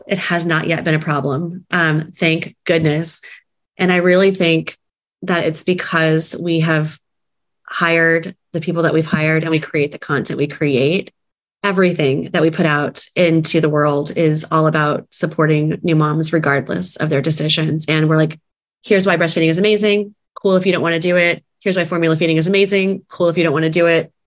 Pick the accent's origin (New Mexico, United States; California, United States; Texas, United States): Texas, United States; San Antonio; moved away as an adult; also born or lived in New York City; now in Kansas City, United States; we are originally from Texas, San Antonio, Texas, and moved to New York City for a period of time in our 20s and 30s